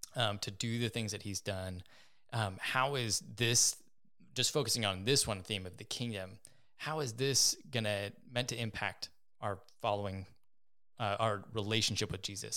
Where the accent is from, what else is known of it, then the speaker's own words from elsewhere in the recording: United States; being an American